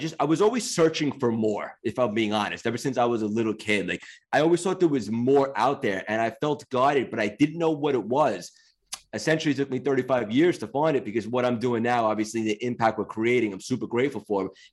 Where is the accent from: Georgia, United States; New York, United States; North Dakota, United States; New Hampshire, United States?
New York, United States; Long Island; also born or lived in Connecticut; I grew up in Long Island. I essentially been in New York my whole life